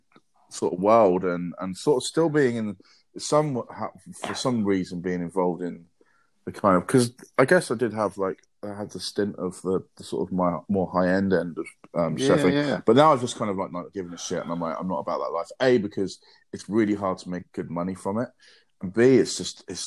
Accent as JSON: {"language": "English", "town": "Brighton", "region": "South East England", "country": "United Kingdom", "tie": "born or raised there", "moved": "as an adult", "lives_now": "London, United Kingdom", "said": "Went back down to Brighton, which was my hometown"}